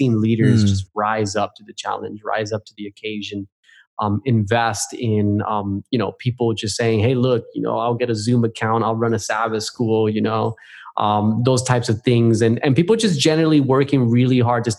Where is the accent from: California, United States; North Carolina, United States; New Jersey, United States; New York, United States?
New Jersey, United States; moved away as an adult; also born or lived in Puerto Rico (family); now in Australia; I'm originally from New Jersey. That's my home state. And grew up just 20 minutes south of Manhattan, actually, just across the Hudson River